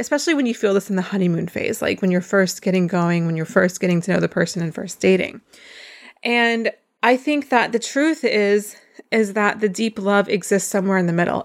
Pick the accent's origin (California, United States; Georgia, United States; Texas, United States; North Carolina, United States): North Carolina, United States; I am from North Carolina